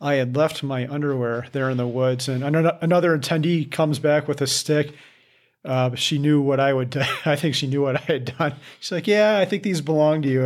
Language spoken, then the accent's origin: English; Midwest, United States; I'm from the Midwest